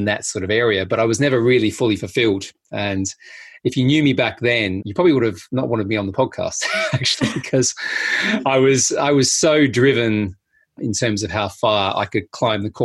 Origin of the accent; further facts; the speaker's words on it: Adelaide, South Australia, Australia; I grew up in a place called Adelaide in South Australia